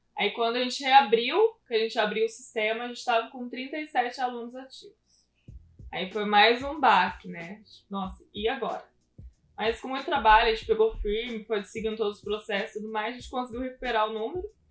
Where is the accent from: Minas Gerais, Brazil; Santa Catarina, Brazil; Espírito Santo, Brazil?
Minas Gerais, Brazil; Pouso Alegre; moved away as an adult; now in Taubaté, Brazil; fui nascida e criada em Pouso Alegre, lá no sul de Minas Gerais.